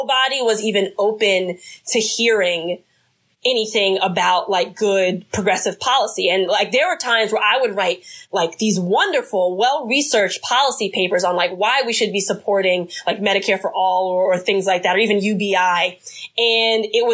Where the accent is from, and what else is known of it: New Jersey, United States